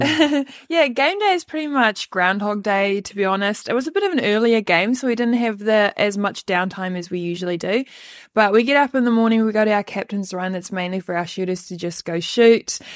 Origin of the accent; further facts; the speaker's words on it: Western Cape, South Africa; moved away as an adult; now in New Zealand; I usually just say Cape Town